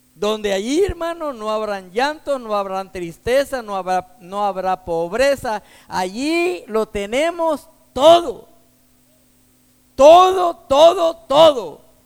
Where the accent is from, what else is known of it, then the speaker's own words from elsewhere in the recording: Texas, United States; soy de aquí, de Texas